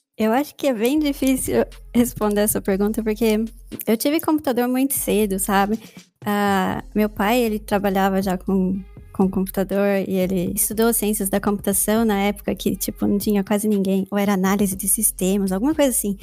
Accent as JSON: {"language": "Portuguese", "region": "São Paulo", "country": "Brazil", "tie": "born or raised there", "also_born_or_lived": "Jundiaí / Curitiba / Germany", "first_language": "Portuguese", "moved": "as an adult", "lives_now": "United States", "said": "eu sou nascida e criada em São Paulo"}